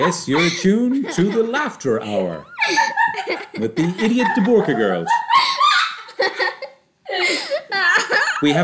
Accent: Galway, Connacht, Ireland; We're from Galway and Black Rock.

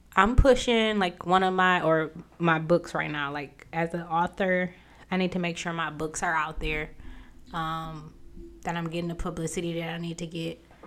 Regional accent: United States; accent: southern drag mixed with midwestern; this southern drag in between all this other midwestern English

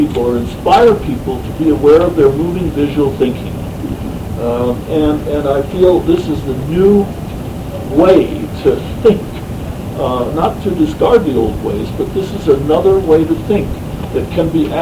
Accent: United States; as an American patriot

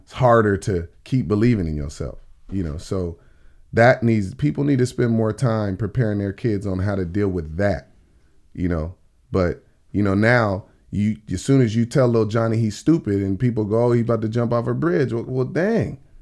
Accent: Oxnard, California, United States; born or raised there; also born or lived in Tallahassee, Florida / Miami, Florida / Philadelphia, Pennsylvania

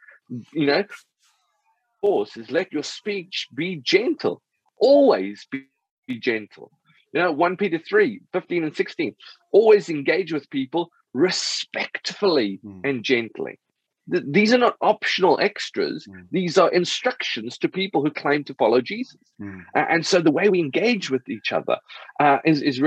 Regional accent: South Africa; I grew up in South Africa

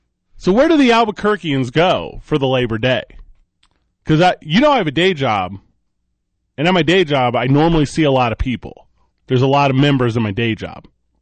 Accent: Midwest, United States; moved away; growing up where I grew up in the Midwest, you're about 4-5 hours in St. Louis, Missouri

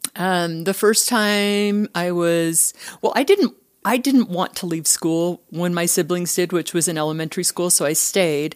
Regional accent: Richfield, Utah, United States; I am from Utah. I grew up in a small town, um, in Richfield, southern Utah

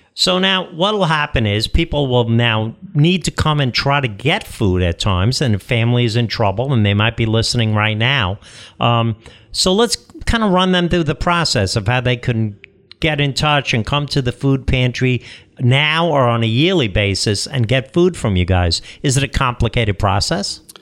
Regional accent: United States; as obviously an Irish American guy, I grew up with the traditional meal

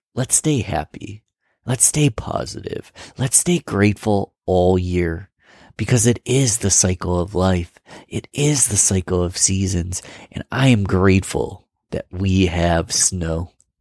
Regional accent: Rochester, New York, United States; my hometown in Rochester, New York

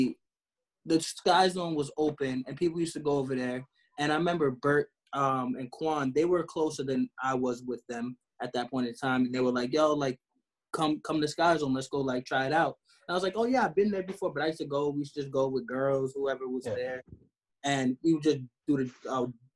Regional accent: New York, United States; We're also all from New York

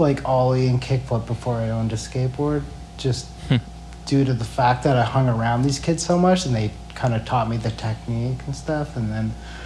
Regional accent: Edmonton, Alberta, Canada; moved away; also born or lived in Calgary / Yellowknife / Ottawa / Vancouver; when I was younger, I grew up in Edmonton

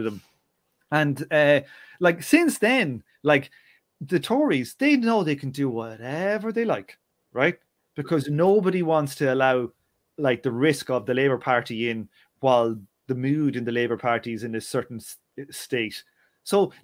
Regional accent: Ireland; growing up in Ireland

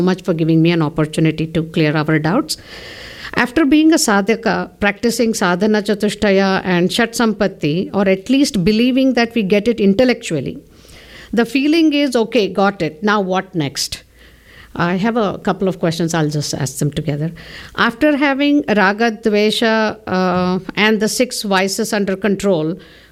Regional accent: Bangalore, Karnataka, India; I'm from Bangalore, India

